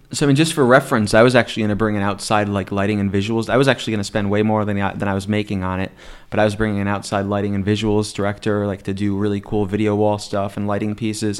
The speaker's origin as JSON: {"language": "English", "town": "Scranton", "region": "Pennsylvania", "country": "United States", "moved": "yes", "lives_now": "State College, United States"}